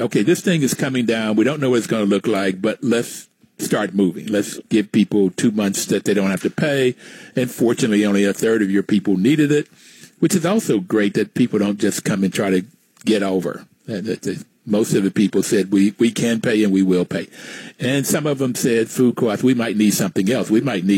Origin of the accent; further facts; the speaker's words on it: West Virginia, United States; growing up in the 50s and the 60s, I saw discrimination firsthand growing up in West Virginia